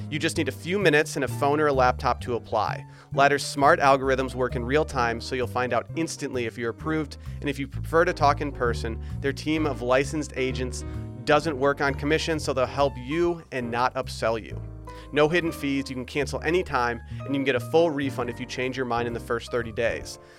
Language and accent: English; Michigan, United States; I grew up in Michigan where Birkenstocks were very popular growing up